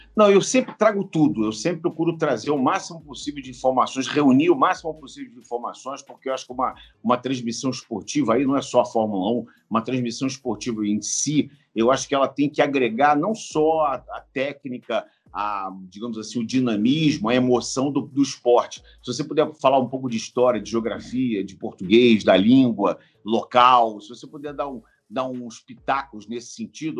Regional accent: Rio de Janeiro, Brazil; eu moro no Rio, quer dizer, eu estou em São Paulo, mas eu sou do Rio de Janeiro

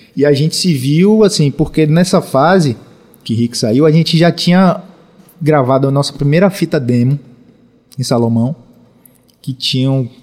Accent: Salvador, Bahia, Brazil; eu sou daqui de Salvador, final dos anos 70

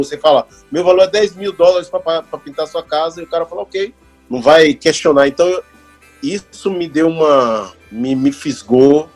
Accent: Salvador, Bahia, Brazil; first language Portuguese; moved away as an adult; also born or lived in Rio de Janeiro; now in Canada; eu sou baiano e preto

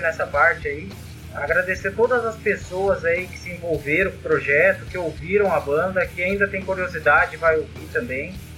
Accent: Bragança Paulista, São Paulo, Brazil; Somos de Bragança, uma cidade do interior aqui

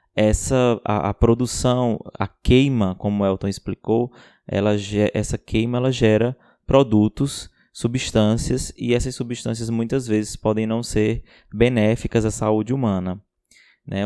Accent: Ceará, Brazil; Sou do Ceará, biomédico, professor e doutorando pela Universidade Federal de Pernambuco.

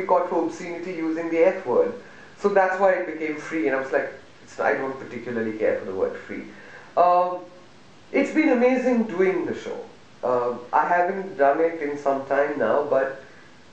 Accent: Delhi, India; I'm a Malayali, but I live in Delhi

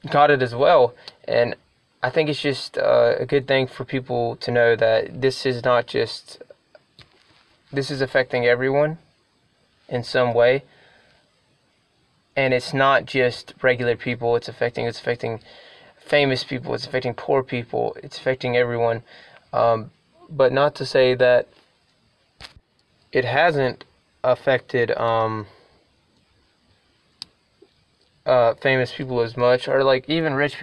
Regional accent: North Carolina, United States; I am from North Carolina

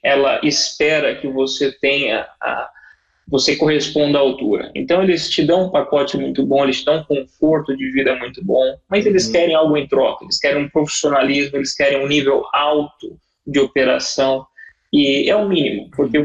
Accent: Brazil; moved away as an adult; also born or lived in São Paulo; now in United Arab Emirates; eu sou brasileiro, amo meu país

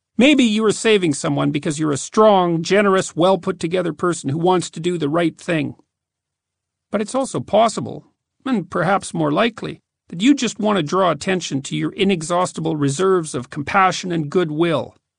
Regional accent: Fairview, Alberta, Canada; also born or lived in Edmonton; the dismal, cramped adolescent culture of my hometown

